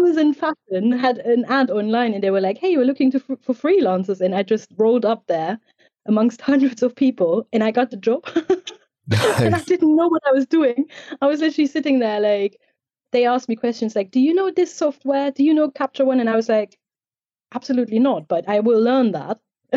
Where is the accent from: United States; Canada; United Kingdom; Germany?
Germany; East Germany; I grew up in East Germany, so a country that doesn't exist anymore, so communist Germany.